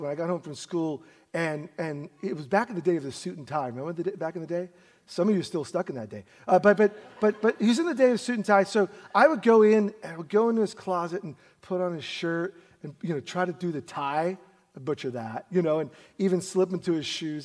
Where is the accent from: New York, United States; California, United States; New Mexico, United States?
New York, United States; New York City; we grew up in Brooklyn, New York